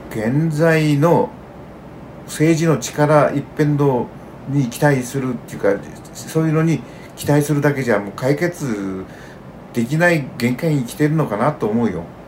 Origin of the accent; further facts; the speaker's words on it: Iwaki, Fukushima, Japan; moved away; この生まれ育って今またあの80近くなってからまたここにそのふるさとに戻って農業を中心に毎日生活してる